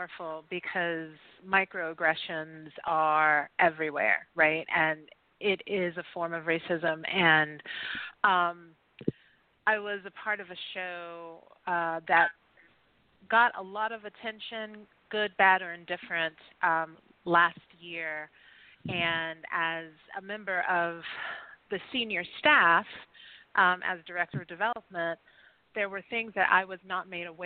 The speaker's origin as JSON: {"language": "English", "region": "the South", "country": "United States", "said": "I'm from the South"}